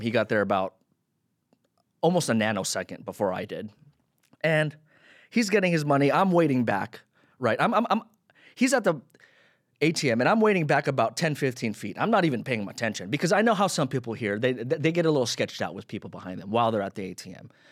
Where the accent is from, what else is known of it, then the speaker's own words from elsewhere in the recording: Philippines; I'm Filipino